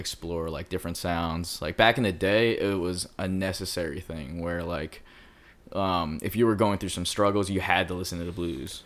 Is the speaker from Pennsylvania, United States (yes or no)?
yes; Philadelphia, Pennsylvania, United States; now in Los Angeles, United States; I'm from Philly